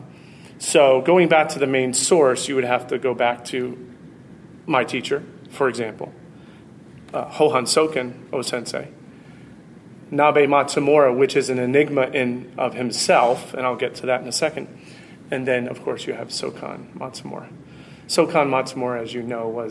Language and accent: English; United States; as an American